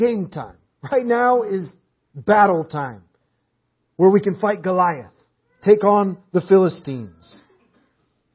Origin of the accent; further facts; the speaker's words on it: Portland, Oregon, United States; moved away; We're from Portland, Oregon